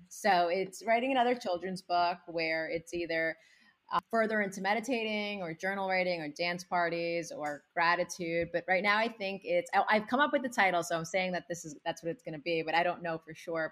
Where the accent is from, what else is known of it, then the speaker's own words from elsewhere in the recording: United States; when I came to the States when I was six months old with my parents, we didn't speak any English. So I learned English along with my parents by watching Sesame Street